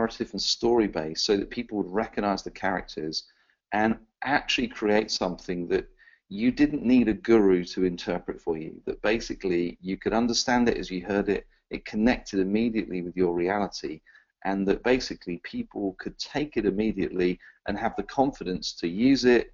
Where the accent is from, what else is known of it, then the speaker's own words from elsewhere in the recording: England, United Kingdom; an Englishman